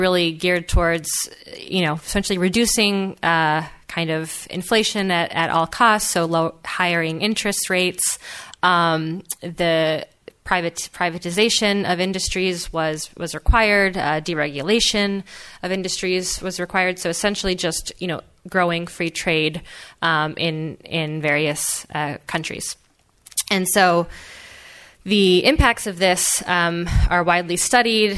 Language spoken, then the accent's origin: English; Philadelphia, Pennsylvania, United States; I grew up in Philadelphia